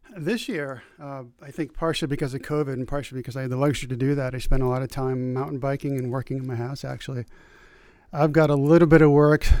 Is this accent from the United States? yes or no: yes; New Hampshire, United States; I'm from New Hampshire